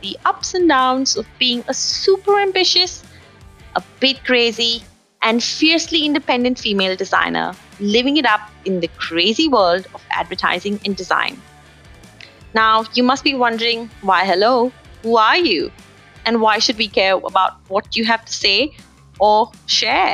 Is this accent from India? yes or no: yes; India; now in Melbourne, Australia; as an Indian woman living by herself down under in beautiful Melbourne